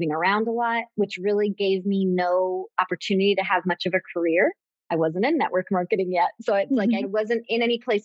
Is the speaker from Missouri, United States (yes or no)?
no; Tampa, Florida, United States; also born or lived in Gainesville, Florida; I grew up in Tampa, Florida